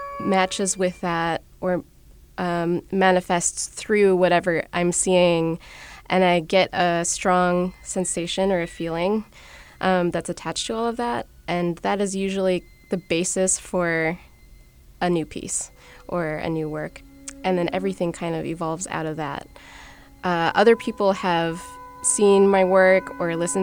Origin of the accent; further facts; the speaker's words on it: Minneapolis, Minnesota, United States; I grew up in Minneapolis